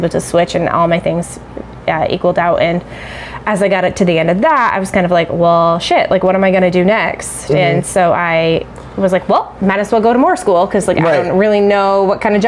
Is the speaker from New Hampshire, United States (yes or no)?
yes; Claremont, New Hampshire, United States; I grew up in Claremont and literally went to Maple Ave